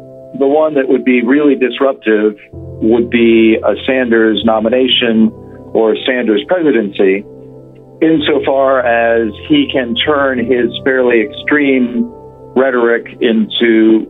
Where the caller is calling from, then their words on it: Dubai, United Arab Emirates; Well, I'm calling in from sunny Dubai, where we've had some meetings with some clients